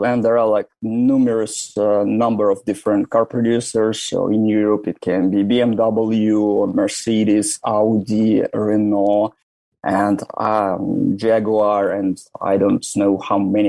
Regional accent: Russia; moved away as an adult; also born or lived in St. Petersburg, Russia / Moscow, Russia / Germany / Ireland; now in Turin, Italy; I was born in Russia, far, far away from Moscow, approximately 4,000 kilometers on the east, on Lake Baikal

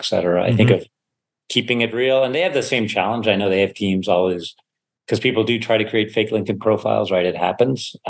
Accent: Sewickley, Pennsylvania, United States; also born or lived in Germany; I was growing up in Pittsburgh, or a suburb of Pittsburgh called Swickley.

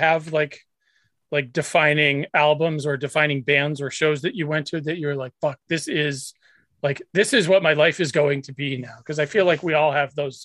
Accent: New Hampshire, United States; I grew up in New Hampshire

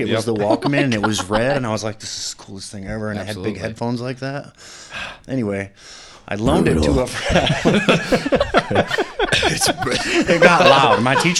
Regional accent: Ionia, Michigan, United States; I'm from Ionia.

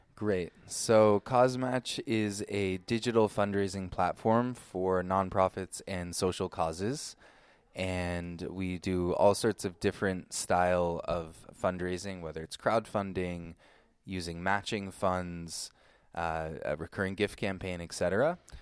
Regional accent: Ashland, Oregon, United States; also born or lived in Brooklyn, New York / Guatemala; now in Israel; I was born in New York. Uh, Brooklyn, New York, like most Jews out there. Uh, but when I was about five years old, we moved to Ashland, Oregon

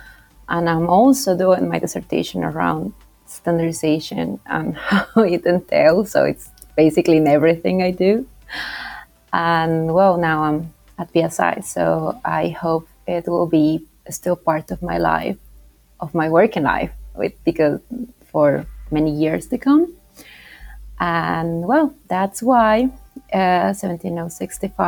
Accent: Bolivia; now in United Kingdom; I do not have a British accent, and that's why, because I am from South America. I come from Bolivia

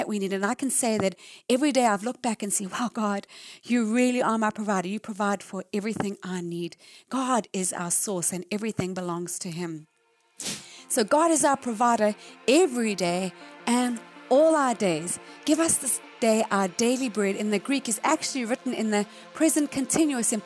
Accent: South Africa; moved away as an adult; when I lived in South Africa, born and raised in South Africa.

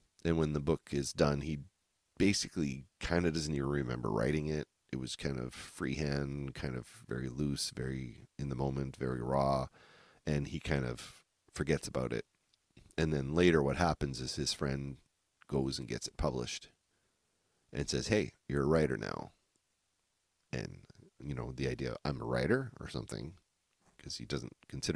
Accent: New Brunswick, Canada; I grew up in Podunk, New Brunswick

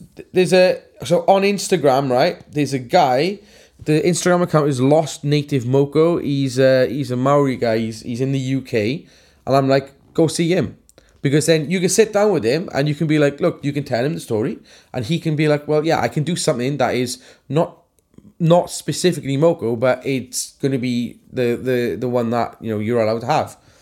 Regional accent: Wales, United Kingdom

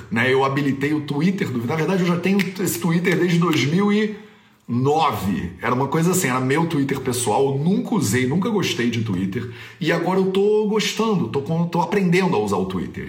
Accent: Rio de Janeiro, Brazil; no Brasil, principalmente no Rio de Janeiro, de onde eu sou

